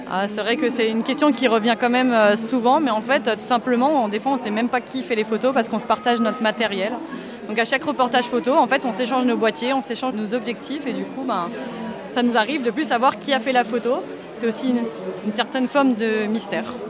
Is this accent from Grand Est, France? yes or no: yes; Alsace, Grand Est, France; J'ai 30 ans et je suis alsacienne